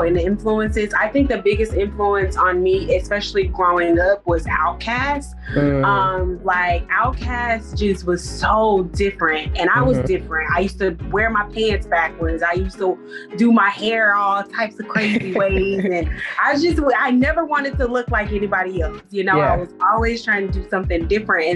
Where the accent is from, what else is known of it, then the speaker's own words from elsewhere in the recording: Atlanta, Georgia, United States; moved away as an adult; now in Providence, United States; I'm originally from Atlanta, Georgia, but I've been living in Providence, Rhode Island for about 6 years now.